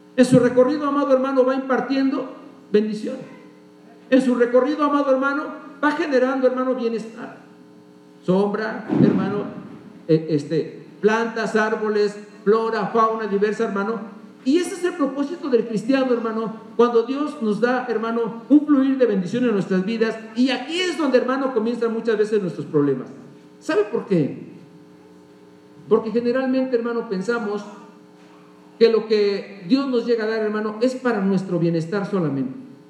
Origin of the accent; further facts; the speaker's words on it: Mexico; como buenos mexicanos